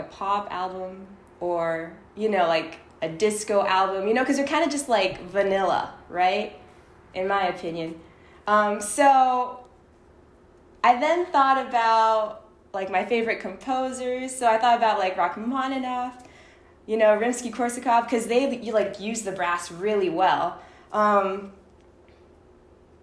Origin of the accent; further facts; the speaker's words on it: Toronto, Ontario, Canada; moved away as an adult; also born or lived in Michigan; I was brought up in it, so I'm originally from Toronto